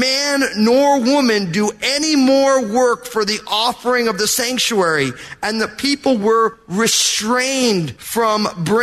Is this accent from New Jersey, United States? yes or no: yes; New Jersey, United States; I'm from New Jersey